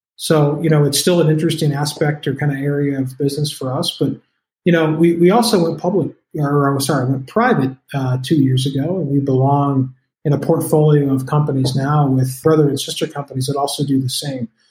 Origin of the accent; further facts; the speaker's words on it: Colorado, United States; I am from Colorado, so I say CBD a lot